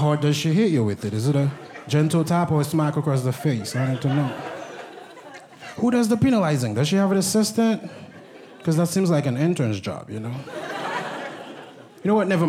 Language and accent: English; Haiti; first language Haitian Creole; English is a second language; also born or lived in Brooklyn; now in United States; I'm from Haiti. I'm Haitian.